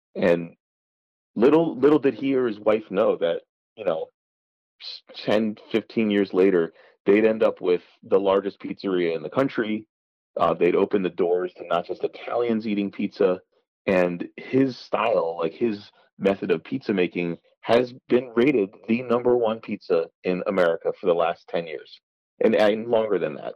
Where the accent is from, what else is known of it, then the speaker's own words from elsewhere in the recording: New Haven, Connecticut, United States; we grew up in New Haven